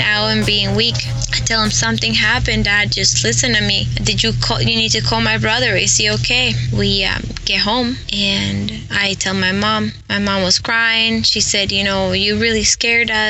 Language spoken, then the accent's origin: English; Santiago, Santiago Metropolitan Region, Chile; I grew up in Santiago de Chile, in a really bad neighborhood where cops would not even enter